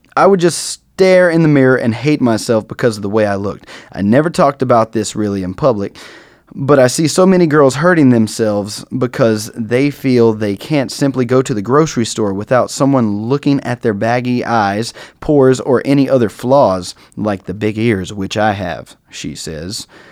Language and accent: English; North Carolina, United States; I am from North Carolina, a major Confederate state.